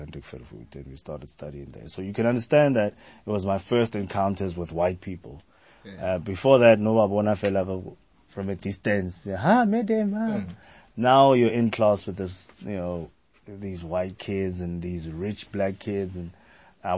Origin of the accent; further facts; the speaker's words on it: Pretoria, Gauteng, South Africa; I grew up in Pretoria. I started Atteridgeville in Pretoria